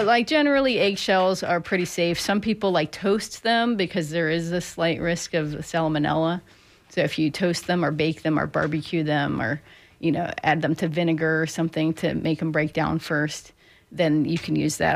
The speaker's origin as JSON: {"language": "English", "region": "Pennsylvania", "country": "United States", "tie": "born or raised there", "moved": "yes", "lives_now": "Florida, United States", "said": "where I grew up in Pennsylvania"}